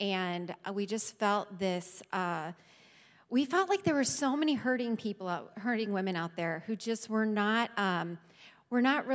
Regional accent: Cleveland, Ohio, United States; moved away as an adult; also born or lived in Washington, D.C.; now in Port Clinton, United States; I grew up in Cleveland

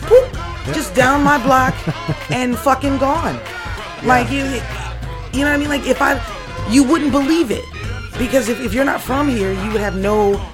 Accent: New Orleans, Louisiana, United States; born and raised in New Orleans.

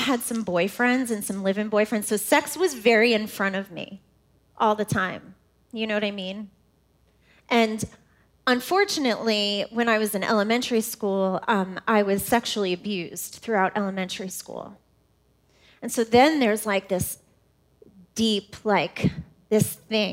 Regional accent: New York, United States; moved away as an adult; now in Indianapolis, United States; I'm from New York, right outside of New York City. I am a New Yorker.

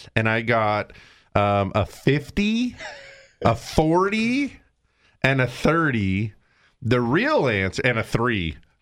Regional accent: Big Bear, California, United States; my hometown of Big Bear

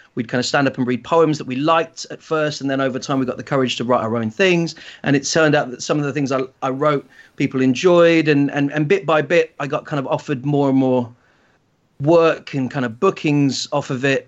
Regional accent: Shetland Islands, Scotland, United Kingdom; I grew up in the Shetland Islands

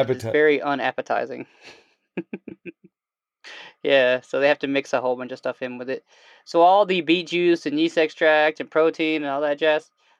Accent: Alabama, United States; Yeah, I grew up in Alabama.

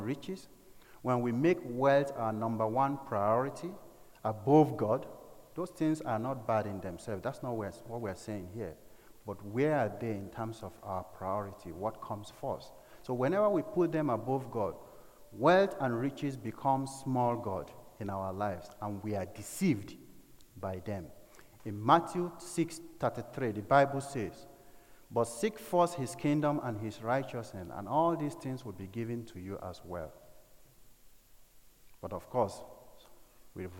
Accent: north and Middle Belt of Nigeria, Nigeria; the north and middle belt part of Nigeria, where I come from

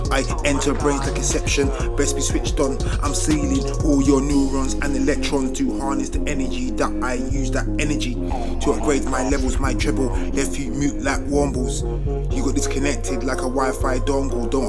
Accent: Hackney, London, United Kingdom; I'm from Hackney, lived in Homerton, born in Mother's Hospital 1984. I'm an 80s baby

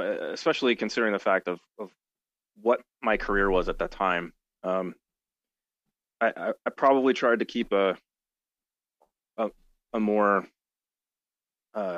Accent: Springfield, Missouri, United States; I grew up down in Springfield, Missouri

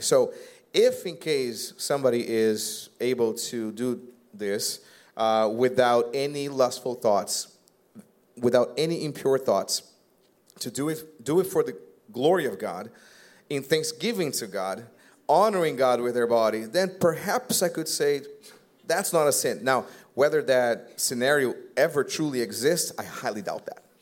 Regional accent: Brazil; English is a second language; now in United States; also an immigrant. I came from Brazil. I don't know if you guys ever noticed my little bit of accent

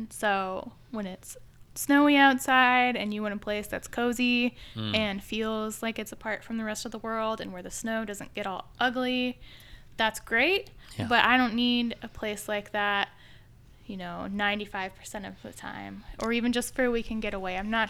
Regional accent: Midwest, United States; also born or lived in Chicago; now in Washington, D.C., United States; So I am from the Midwest. I don't have much of a home base that is longer than living somewhere for about 6 years, but before I moved to Washington, D.C., I was in Chicago, so maybe a Chicagoan.

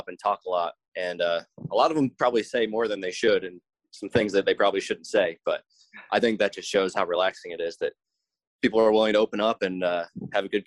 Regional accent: New Jersey, United States; I'm from South Jersey

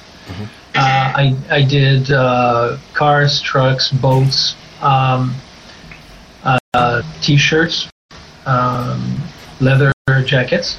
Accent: northern Quebec, Canada; moved away; I'm actually from originally from the great northern part of Quebec.

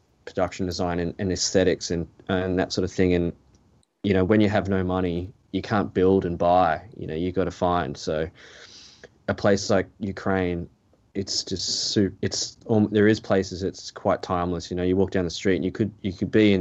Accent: Gold Coast, Queensland, Australia; growing up on the Gold Coast

